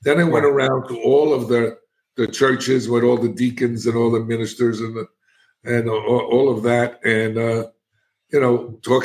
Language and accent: English; New York City, New York, United States; moved away as an adult; now in Florida, United States; And I'm a kid from the South Bronx. I'm an inner city kid.